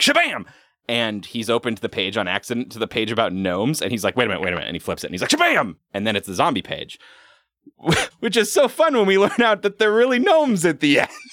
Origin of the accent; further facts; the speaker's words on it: Pacific Northwest, United States; My experience growing up in the Pacific Northwest has been decidedly not supernatural